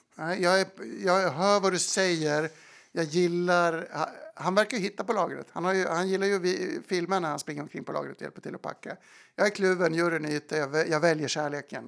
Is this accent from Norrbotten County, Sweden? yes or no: no; Falun, Dalarna County, Sweden; moved away as an adult; also born or lived in London; now in New York, United States; jag är från Falun